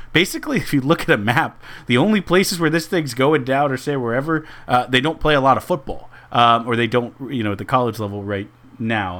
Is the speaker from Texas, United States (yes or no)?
yes; Houston, Texas, United States; in my hometown